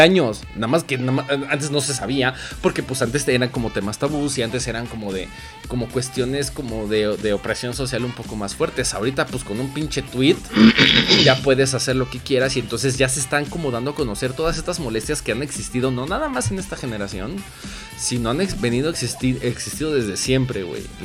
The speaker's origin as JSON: {"language": "Spanish", "country": "Mexico", "said": "nosotros como mexicanos"}